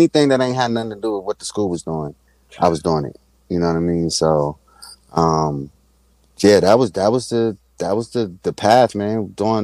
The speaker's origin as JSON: {"language": "English", "town": "Washington", "region": "District of Columbia", "country": "United States", "moved": "as an adult", "said": "I'm from Washington, D.C."}